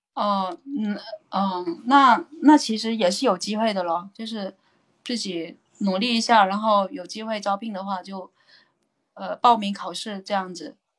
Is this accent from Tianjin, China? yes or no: no; Guangdong, China; now in Guangzhou, China; 我是广东潮汕人